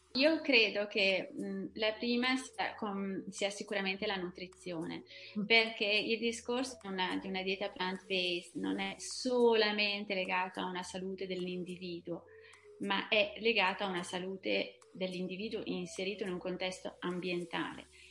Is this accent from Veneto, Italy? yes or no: yes; Veneto, Italy; moved away as an adult; also born or lived in Brussels / Paris; now in southern France; sono veneta